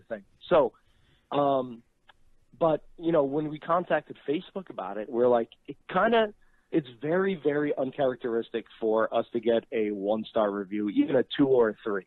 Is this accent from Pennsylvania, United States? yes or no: no; New Jersey, United States; born or raised there